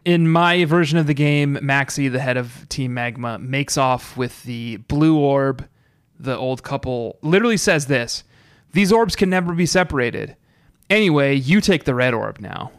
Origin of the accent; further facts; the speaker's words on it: Colorado, United States; I'm from, uh, Colorado